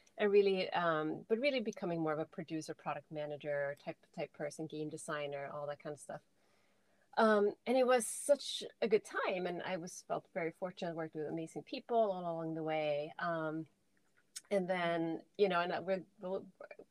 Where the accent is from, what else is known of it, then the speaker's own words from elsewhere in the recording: Sweden; moved away as an adult; I'm from Sweden originally, like born and raised here.